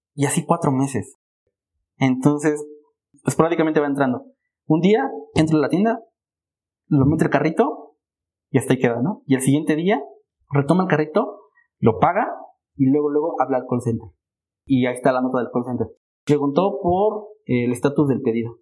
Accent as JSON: {"language": "Spanish", "country": "Mexico", "said": "como mexicanos"}